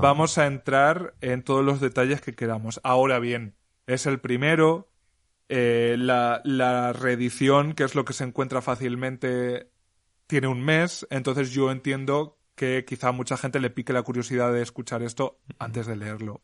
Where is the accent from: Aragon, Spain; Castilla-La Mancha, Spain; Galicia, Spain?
Castilla-La Mancha, Spain; Alpera; mi pueblo, que como sabéis todas es Alpera en Albacete